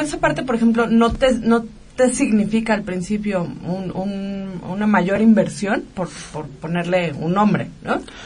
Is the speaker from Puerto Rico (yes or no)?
no; Mexico; así somos los mexicanos